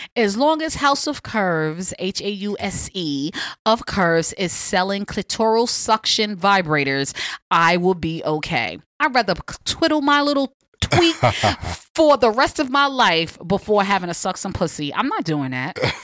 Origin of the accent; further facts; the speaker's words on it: New York, United States; moved away as an adult; now in Los Angeles, United States; I'm from New York. I'm used to Times Square